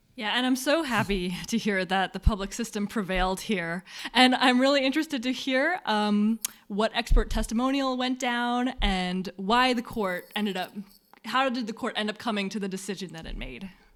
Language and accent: English; United States; as an American